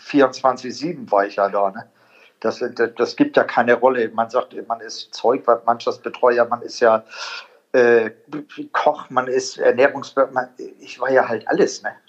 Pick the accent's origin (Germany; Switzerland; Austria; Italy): Italy; Also ich, sag, ich bin ja auch ein Italiener.